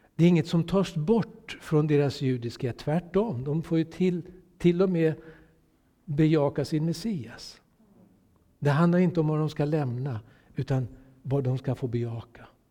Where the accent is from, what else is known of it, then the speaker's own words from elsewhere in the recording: Sweden; jag är solidarisk svensk